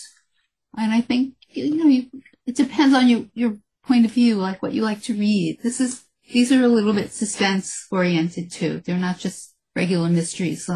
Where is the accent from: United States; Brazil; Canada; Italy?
United States; New York City, New York; I grew up in the Bronx